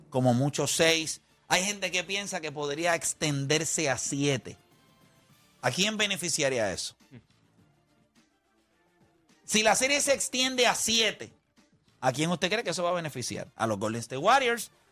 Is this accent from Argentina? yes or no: no; Dominican Republic; como dominicanos tenemos a Peralta también.